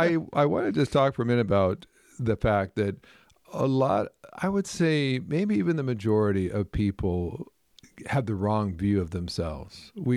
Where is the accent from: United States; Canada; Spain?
Canada; I remember years ago, I grew up in Canada, and I remember watching people play hockey